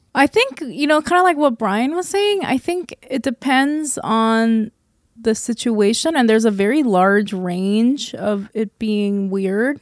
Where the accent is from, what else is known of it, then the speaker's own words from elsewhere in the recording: South Korea; now in United States; Living in and growing up in Korea